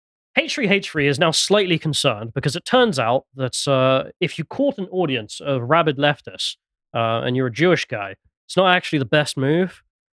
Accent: England, United Kingdom; I'm English

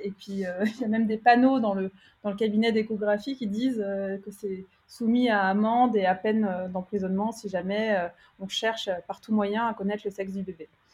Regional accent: France; moved away as an adult; now in Pune, India; en tant que Française

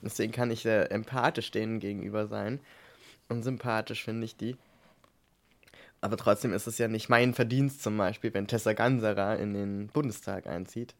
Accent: East Germany, Germany; ich komme halt aus dem Osten

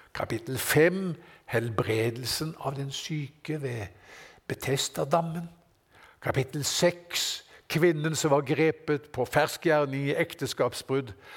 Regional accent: Norway; Her på berget, hjemme i Norge her

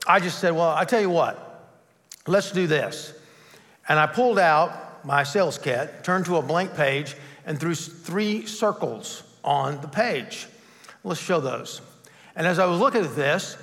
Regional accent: Bogart, Georgia, United States; I had started a youth group in my hometown of Bogart, Georgia

